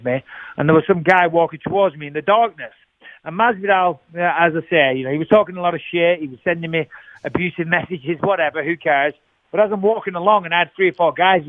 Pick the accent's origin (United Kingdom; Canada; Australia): United Kingdom; England; As an Englishman growing up